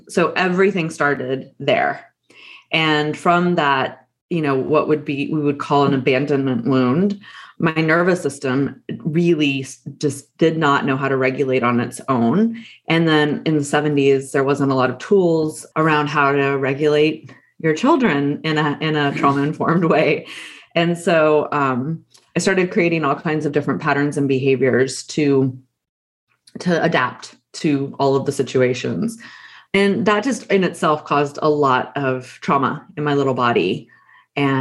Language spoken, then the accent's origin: English; Texas, United States; I grew up in Texas.